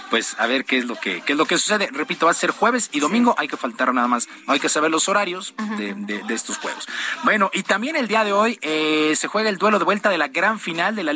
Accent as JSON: {"language": "Spanish", "country": "Mexico", "said": "nos falta aquí como mexicanos"}